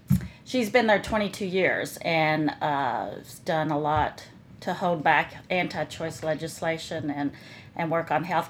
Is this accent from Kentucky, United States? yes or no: yes; Louisville, Kentucky, United States; moved away as an adult; now in Maryland, United States; Hi, I'm a transplant from Louisville, Kentucky. I've been up here about 20-something years.